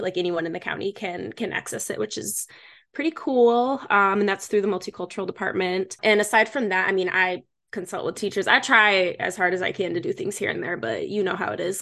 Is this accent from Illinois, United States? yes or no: no; Michigan, United States; moved away; also born or lived in Chicago; I was born and raised in Michigan. So, from the Midwest